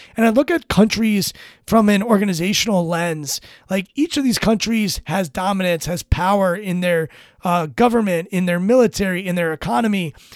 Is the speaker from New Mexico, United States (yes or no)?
no; Washington, District of Columbia, United States; I'm born and raised in Washington, D C, in this area